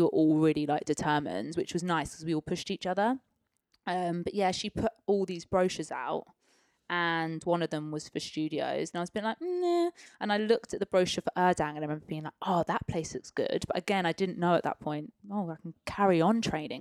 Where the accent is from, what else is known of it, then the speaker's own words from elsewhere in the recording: Peterborough, East of England, United Kingdom; moved away; also born or lived in London; born and raised in Peterborough